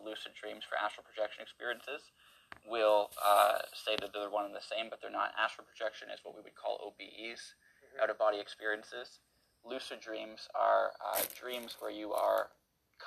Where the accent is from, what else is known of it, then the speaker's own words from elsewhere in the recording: Canada; I'm born and raised in Canada